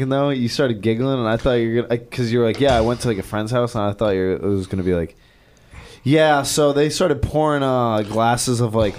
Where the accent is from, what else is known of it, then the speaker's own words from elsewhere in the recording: Connecticut, United States; moved away; growing up in Connecticut